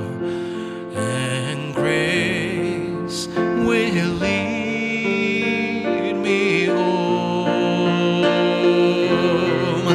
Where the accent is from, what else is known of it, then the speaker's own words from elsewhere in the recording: Argentina; moved away; one of my favorite hymns that I grew up with back in Argentina